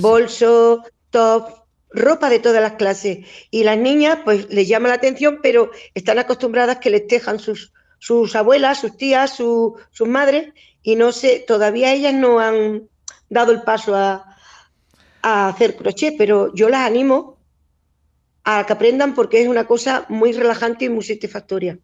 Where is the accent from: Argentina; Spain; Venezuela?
Spain; Catalonia; also born or lived in Extremadura; now in Humilladero, Spain; Yo soy extremeña, criada en Cataluña